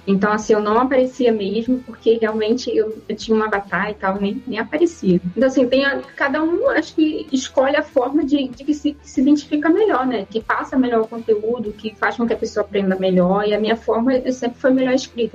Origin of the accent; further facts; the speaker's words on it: Rio de Janeiro, Brazil; eu sou do Rio de Janeiro